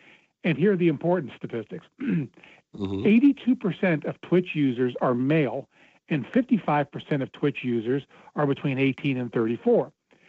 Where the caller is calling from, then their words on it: Cincinnati, Ohio, United States; from Cincinnati.